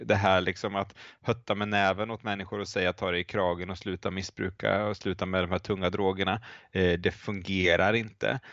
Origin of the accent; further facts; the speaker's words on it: Linköping, Östergötland, Sweden; moved away as an adult; also born or lived in Lund / Uppsala / United States; jag är uppvuxen i Linköping eh, där jag har återvänt eh, till för ett antal år sedan